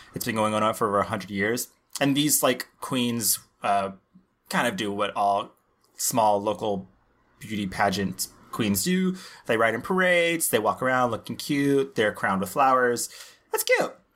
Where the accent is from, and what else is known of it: Laredo, Texas, United States; born or raised there